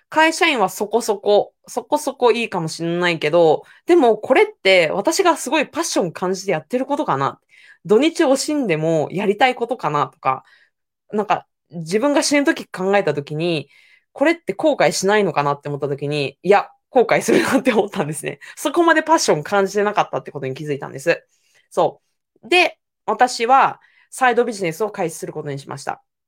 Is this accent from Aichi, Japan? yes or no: yes; Owari, Aichi, Japan; 私は生まれも育ちも愛知県の尾張の方の愛知県です。